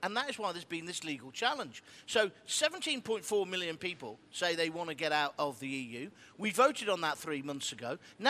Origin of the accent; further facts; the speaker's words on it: England, United Kingdom; I'm British. Well, I'm English, then I'm British.